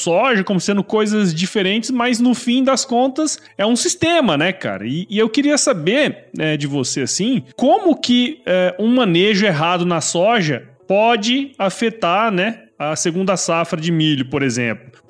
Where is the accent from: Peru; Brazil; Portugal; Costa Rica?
Brazil; Mato Grosso; É, eu que sou aqui de Mato Grosso, já vi vários ciclos aí acontecer, né, cara?